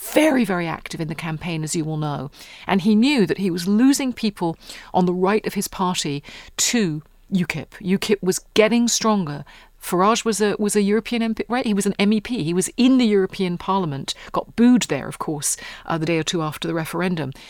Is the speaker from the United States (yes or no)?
no; United Kingdom; moved away; most of us in Britain